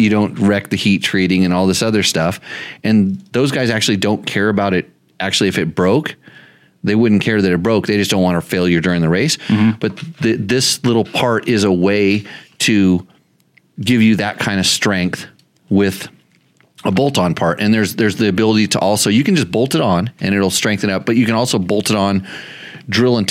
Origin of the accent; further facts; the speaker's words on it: California, United States; I grew up in California